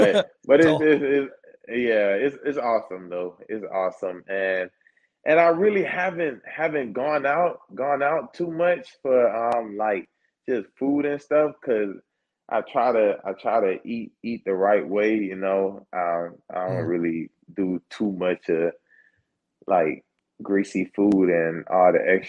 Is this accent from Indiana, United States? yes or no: no; Atlanta, Georgia, United States; I'm from Atlanta, so I say city.